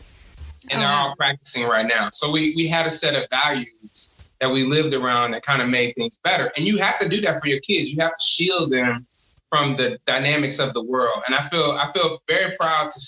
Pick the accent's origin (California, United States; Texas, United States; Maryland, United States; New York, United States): Texas, United States; Houston; I grew up in Houston. And I grew up in the middle of South Park, Third Ward, and then we spent a lot of time in Fifth Ward.